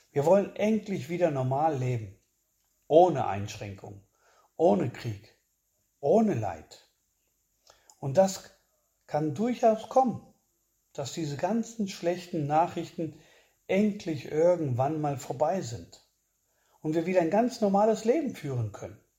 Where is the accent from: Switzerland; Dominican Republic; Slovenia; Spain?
Spain; der mich als Spanier auch sehr betroffen gemacht hat